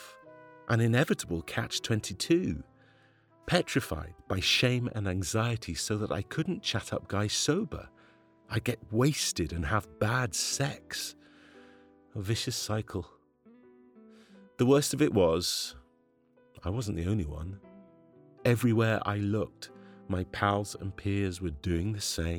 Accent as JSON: {"language": "English", "town": "Glasgow", "region": "Scotland", "country": "United Kingdom", "tie": "born or raised there", "said": "I grew up in Glasgow in a working class family"}